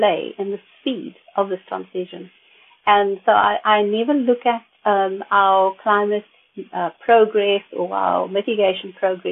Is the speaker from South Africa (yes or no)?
yes; South Africa; speaking as a South African